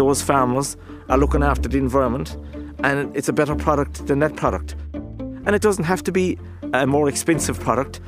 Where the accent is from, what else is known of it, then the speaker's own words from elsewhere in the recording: Ireland; as Irish farmers.